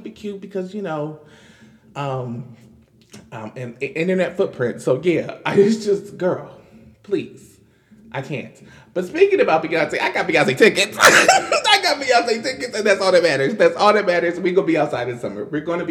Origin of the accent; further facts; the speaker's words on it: the North, United States; being a Northerner